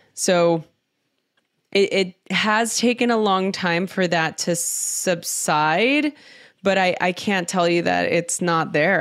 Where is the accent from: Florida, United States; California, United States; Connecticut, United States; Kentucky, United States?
California, United States; Los Angeles; I grew up in East Los Angeles